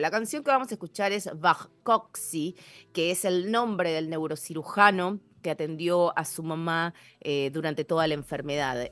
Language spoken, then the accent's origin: Spanish; Argentina; moved away as an adult; now in Seattle, United States; como buena argentina